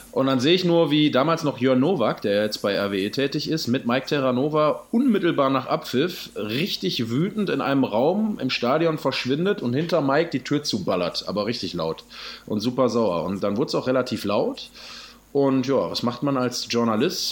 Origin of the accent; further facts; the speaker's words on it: Essen, North Rhine-Westphalia, Germany; gebürtiger Essener